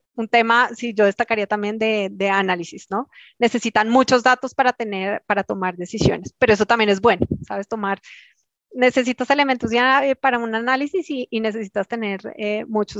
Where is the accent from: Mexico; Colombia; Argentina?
Colombia